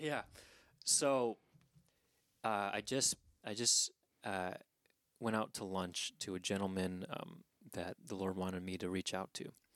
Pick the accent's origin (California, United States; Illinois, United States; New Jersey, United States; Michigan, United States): California, United States; Southern; moved away; I was born in Southern California